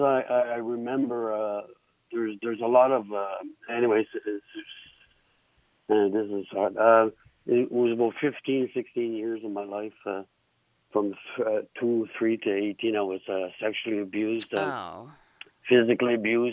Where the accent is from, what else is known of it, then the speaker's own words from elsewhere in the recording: New Brunswick, Canada; moved away; I'm originally from New Brunswick, and I'm bilingual